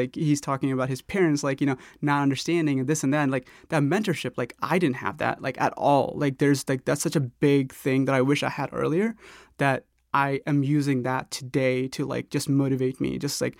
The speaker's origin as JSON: {"language": "English", "town": "Norcross", "region": "Georgia", "country": "United States", "tie": "born or raised there", "also_born_or_lived": "India", "said": "I was born in India, but we moved to Atlanta in 98, and specifically to Norcross, Gwinnett County, in 98. So I was 13."}